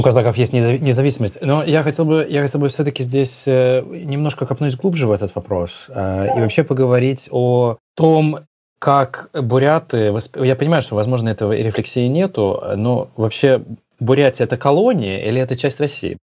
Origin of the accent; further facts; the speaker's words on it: Belarus; мы, белорусы